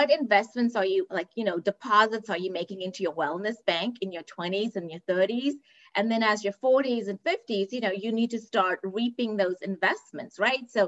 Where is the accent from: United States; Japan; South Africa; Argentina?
South Africa; Cape Town, Western Cape; moved away; I'm originally from Cape Town, South Africa. And so wellness is not a focus growing up